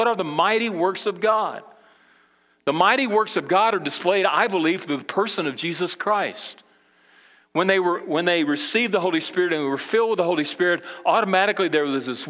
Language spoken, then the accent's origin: English; Brazil; now in United States; But I can remember when I grew up in Brazil, my parents, you know, they were missionaries, and we went over to South America, Brazil, with the International Mission Board when I was 8 years old